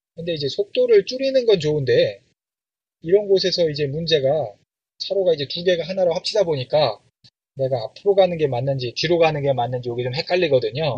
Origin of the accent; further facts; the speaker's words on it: South Korea; 한국에서 태어나서 한국에서 자랐는데